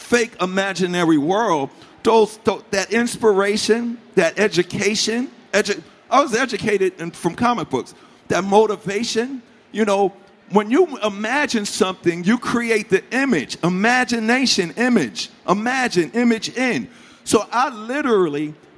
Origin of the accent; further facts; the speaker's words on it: New York City, New York, United States; growing up in Hollis, Queens, New York